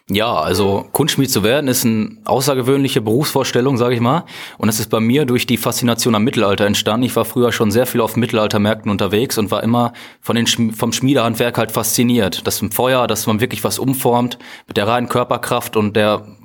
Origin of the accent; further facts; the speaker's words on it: Iserlohn, North Rhine-Westphalia, Germany; Ich komme ursprünglich nicht aus Meschede, mhm. sondern aus Iserlohn.